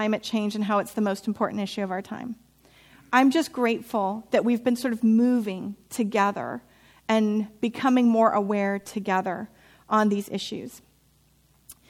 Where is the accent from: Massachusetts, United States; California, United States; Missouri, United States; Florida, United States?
California, United States; Santa Rosa; My hometown is Santa Rosa. I've been there since I was 3-4 years old, and I graduated high school with the same people I went to preschool